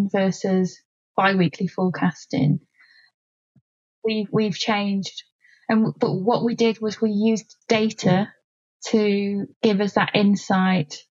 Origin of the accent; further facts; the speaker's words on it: Yorkshire and the Humber, United Kingdom; I'm a Yorkshire girl